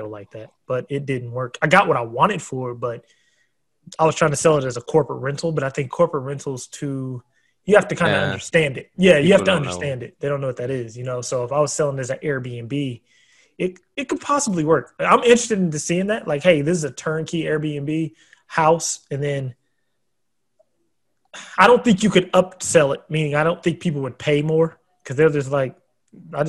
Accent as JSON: {"language": "English", "country": "United States", "moved": "yes", "lives_now": "Texas, United States", "said": "I'm from Oregon and Washington"}